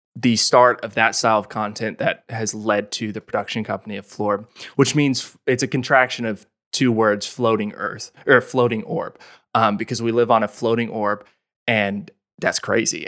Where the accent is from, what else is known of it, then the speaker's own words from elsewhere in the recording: Olathe, Kansas, United States; moved away; I grew up in Olathe, which is thirty minutes from Lawrence.